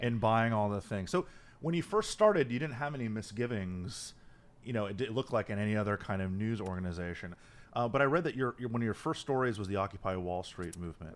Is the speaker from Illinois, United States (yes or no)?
no; Miami, Florida, United States; I'm from Miami